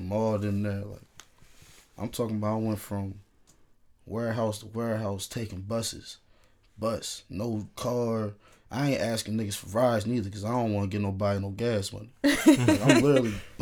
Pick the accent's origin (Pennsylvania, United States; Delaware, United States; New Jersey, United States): Delaware, United States; also born or lived in Newark, Delaware; I'm from Delaware